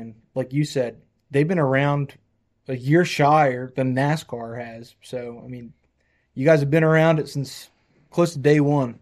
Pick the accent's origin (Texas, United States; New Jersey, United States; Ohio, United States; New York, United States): New Jersey, United States; moved away; I came from New Jersey